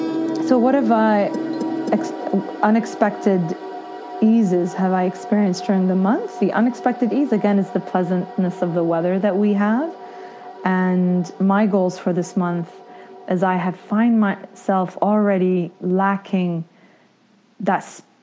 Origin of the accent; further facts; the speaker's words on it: Ottawa, Ontario, Canada; I am from Ottawa, Canada.